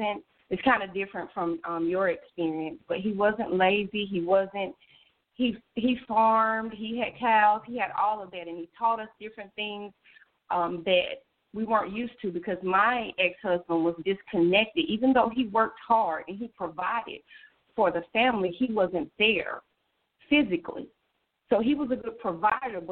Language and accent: English; the South, United States; we are from the South.